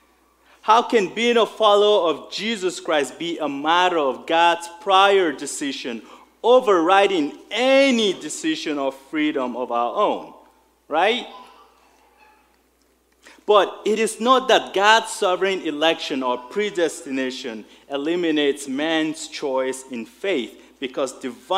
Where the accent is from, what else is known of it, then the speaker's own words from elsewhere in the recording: Nigeria; moved away; I remember growing up in Nigeria in school.